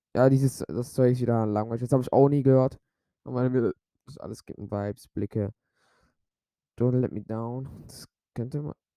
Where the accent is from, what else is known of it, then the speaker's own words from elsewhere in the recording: Switzerland; ich bin ja Schweizer.